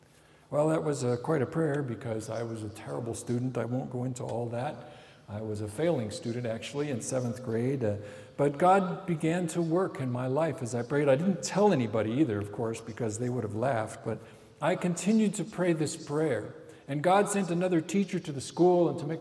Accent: Cambodia; when I was a 14-year-old boy growing up in Cambodia, I watched my parents as they were serving and preaching the gospel to Cambodians.

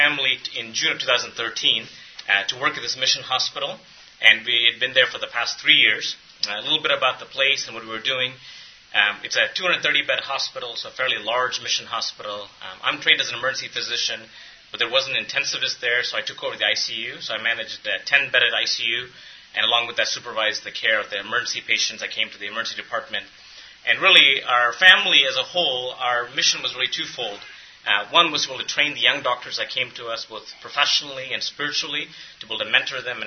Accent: India; moved away as an adult; now in United States; I was born in India

